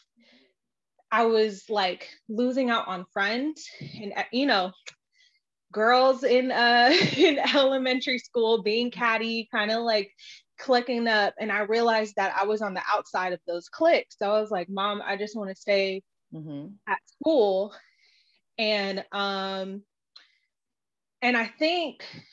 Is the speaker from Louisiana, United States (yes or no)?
no; Los Angeles, California, United States; I grew up in Los Angeles